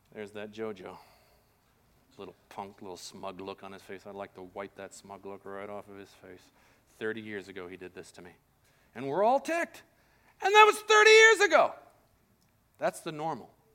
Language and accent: English; Colombia; moved away; I grew up in Colombia